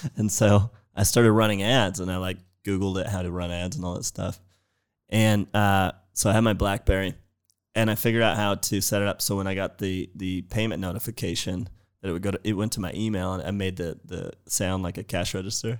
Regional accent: San Jose, California, United States; I'm from San Jose in the Bay

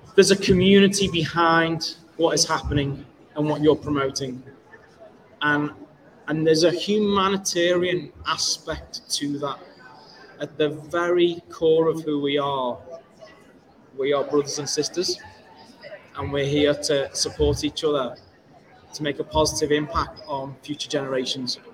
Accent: Liverpool, North West England, United Kingdom; I hail from Liverpool, UK

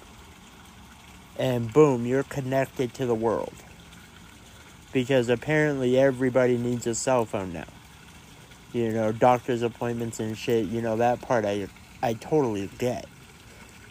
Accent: Colorado, United States; Out here in Colorado, that's just what we do. That's who we are.

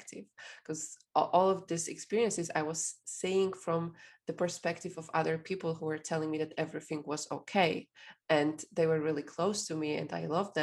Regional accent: Poland; I'm from Poland

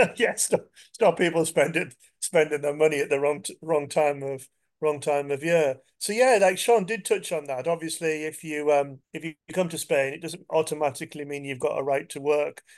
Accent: England, United Kingdom; I'm English

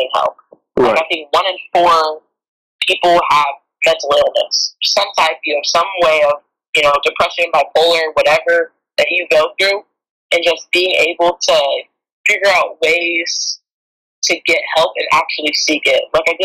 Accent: California, United States; I'm from California

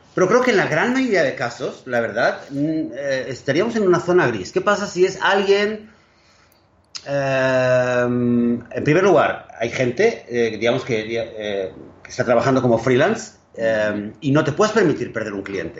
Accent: Barcelona, Catalonia, Spain; now in Israel; Barcelona, donde yo nací

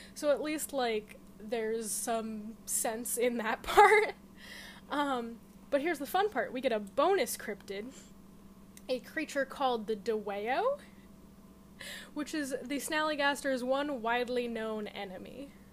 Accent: Connecticut, United States; I'm from Connecticut. We don't pronounce T's anyway

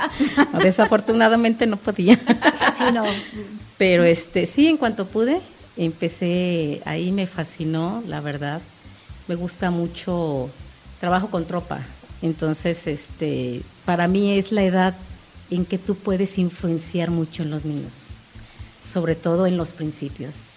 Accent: Cancún, Quintana Roo, Mexico; yo soy de Cancún y nosotros llegamos en el 97

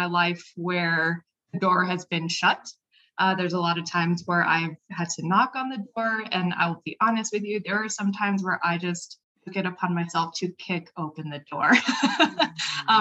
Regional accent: Albuquerque, New Mexico, United States; I'm from Albuquerque, New Mexico, born and raised

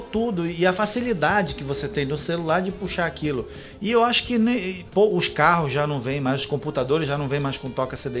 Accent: Terra Santa, Pará, Brazil; also born or lived in Santarém; now in Manaus, Brazil; eu nasci em Santarém. Certo e fui registrado em Santarém, mas eu vivi em Terra Santa, né? Vivi minha infância inteira.

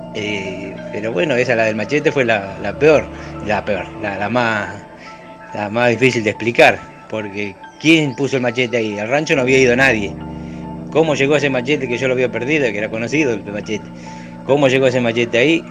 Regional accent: Ramallo, Buenos Aires Province, Argentina; soy acá de Ramallo, tengo un rancho en las Islas Lechiguana

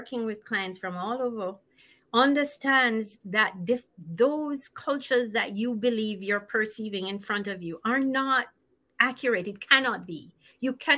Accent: Jamaica; moved away; I'm from Jamaica

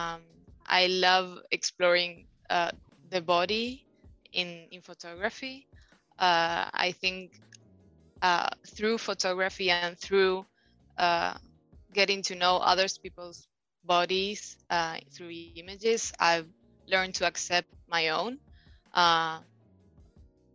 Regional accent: Buenos Aires, Argentina; I was born and raised in Argentina, Buenos Aires.

